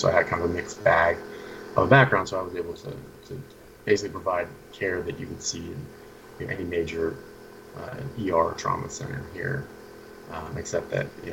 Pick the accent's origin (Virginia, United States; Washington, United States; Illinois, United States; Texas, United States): Washington, United States; Seattle; moved away as an adult; also born or lived in England; I grew up in the Seattle area